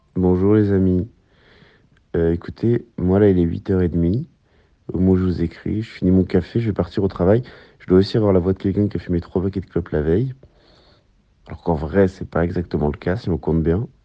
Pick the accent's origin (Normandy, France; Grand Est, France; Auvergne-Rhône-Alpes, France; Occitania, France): Normandy, France; La Hague; jusqu'à la pointe de la Hague, dans le Cotentin, euh, qui est par ailleurs là où j'ai grandi